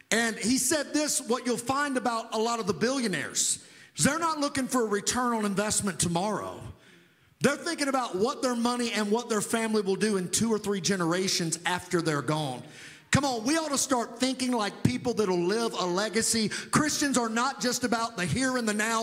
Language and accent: English; Providence, Kentucky, United States; moved away as an adult; also born or lived in Tulsa, Oklahoma; I was raised in a small town, Western Kentucky.